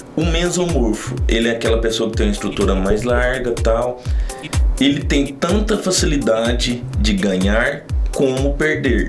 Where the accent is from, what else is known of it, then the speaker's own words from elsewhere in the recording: Santa Vitória, Minas Gerais, Brazil; moved away as an adult; now in Uberlândia, Brazil; eu não sou de Uberlândia, eu sou de Santa Vitória, uma cidade próxima de Uberlândia. Vim para Uberlândia no ano de 2015